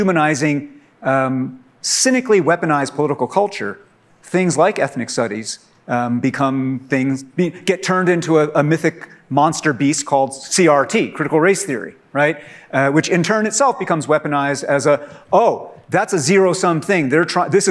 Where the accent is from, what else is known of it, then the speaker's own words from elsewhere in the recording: Poughkeepsie, New York, United States; I'm from Poughkeepsie.